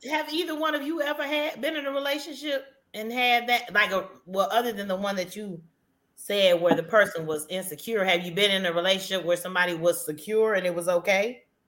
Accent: Midwest, United States; I'm from you know the North, as they say, because I'm from the Midwest.

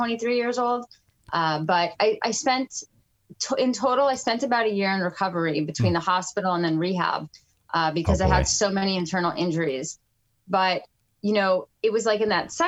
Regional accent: Fort Lauderdale, Florida, United States; also born or lived in New York City; We lived in Fort Lauderdale at the time. We moved down from New York City

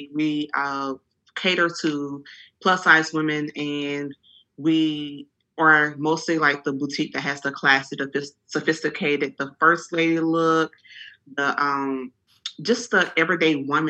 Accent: Franklin, Louisiana, United States; now in Houston, United States; I'm originally from Franklin, Louisiana. It's a very small town. And I've been in Houston for 18 years

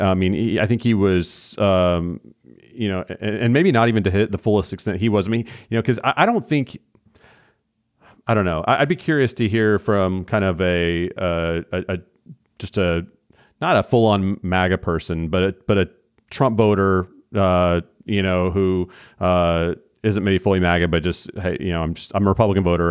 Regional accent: Oklahoma, United States; moved away as an adult; now in Texas, United States; in Oklahoma, my home state where I'm from, I've been in Texas for the last twenty or so years

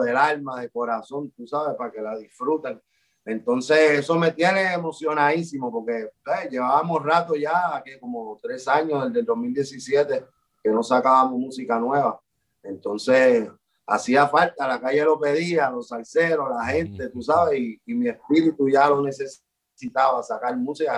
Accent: Puerto Rico; por lo que somos como puertorriqueños y como latinos

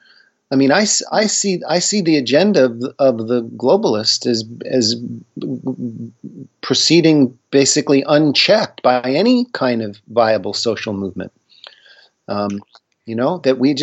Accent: Northeast, United States; I grew up in the Northeast.

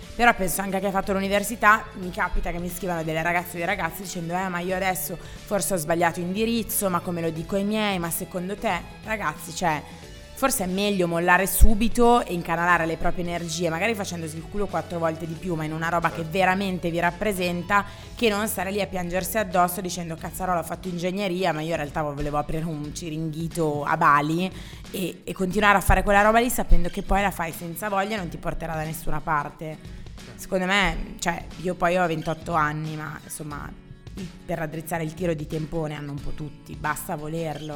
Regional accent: Graffignana, Lombardy, Italy; now in Milan, Italy; io comunque sono nata lì

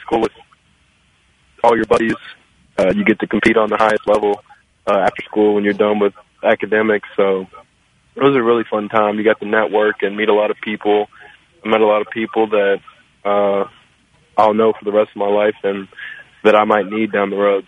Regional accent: Louisville, Kentucky, United States; I grew up in Louisville, uh, born and raised all my life

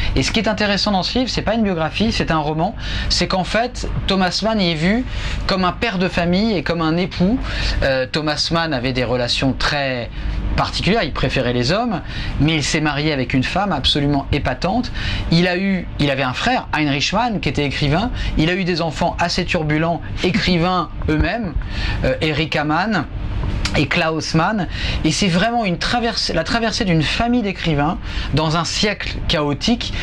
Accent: Le Havre, Normandy, France; moved away; je suis dans ma ville natale

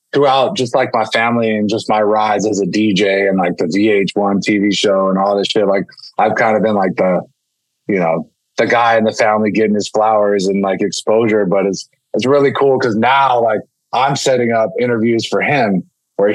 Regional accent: Pittsburgh, Pennsylvania, United States; growing up in Pittsburgh

